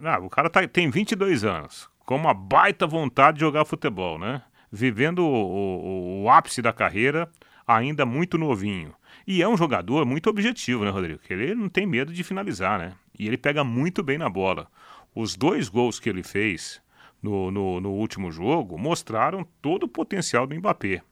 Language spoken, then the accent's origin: Portuguese; Jataizinho, Paraná, Brazil; eu sou de Jataizinho